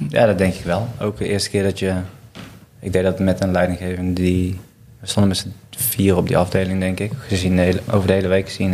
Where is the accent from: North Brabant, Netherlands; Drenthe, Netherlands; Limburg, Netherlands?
North Brabant, Netherlands; Waalwijk; Ik kom uit Waalwijk